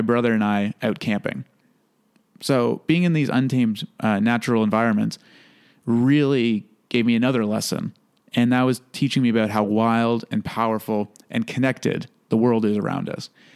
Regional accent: Toronto, Ontario, Canada; I was born originally in Toronto. So, growing up in a big city taught me a lot of things

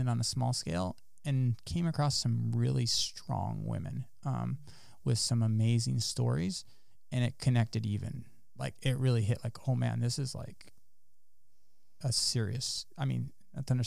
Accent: Salinas Valley, California, United States; also born or lived in Davis, California / Ithaca, New York; growing up in the Salinas Valley, there's a lot of kids that are into agriculture industry. So yes, I was around a lot of other farming kids

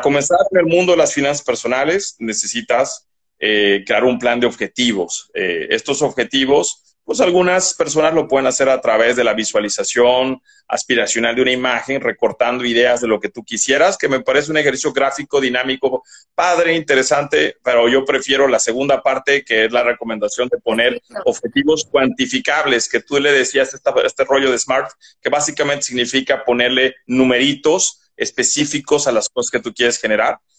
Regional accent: Bolivia; now in Mexico; de donde yo soy oriundo, porque yo soy boliviano

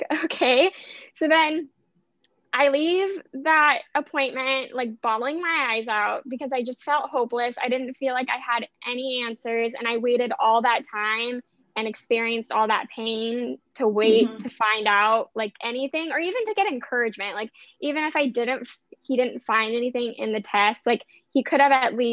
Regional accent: Vancouver, Washington, United States; moved away; where I grew up, where my dad still lives

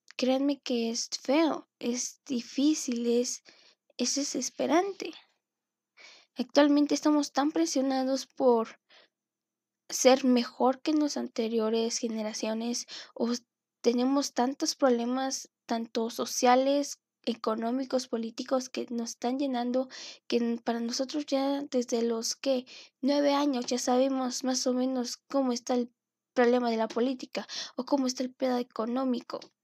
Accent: Mexico; tanto como latino o como mexicano

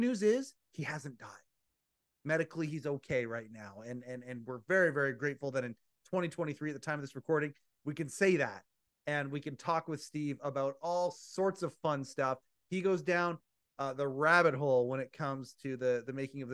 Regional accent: Canada; being Canadian

